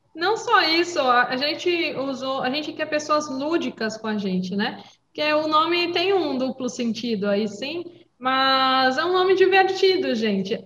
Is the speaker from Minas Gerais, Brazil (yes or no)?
no; São Paulo, Brazil; also born or lived in Praia Grande; eu sou de outro estado, sou paulista, sou caiçara